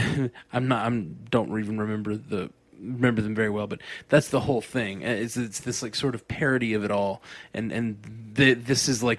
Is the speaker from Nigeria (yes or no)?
no; Australia; I'm an Aussie, so I've already seen it.